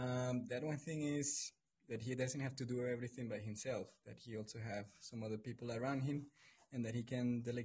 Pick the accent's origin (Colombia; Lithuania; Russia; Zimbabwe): Colombia; moved away; from Colombia.